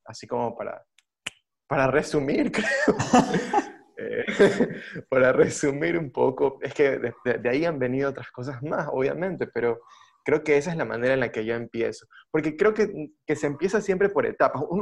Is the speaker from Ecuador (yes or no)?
yes; Guayaquil, Guayas, Ecuador; moved away; ya no vivo en Guayaquil. pero soy guayaquileño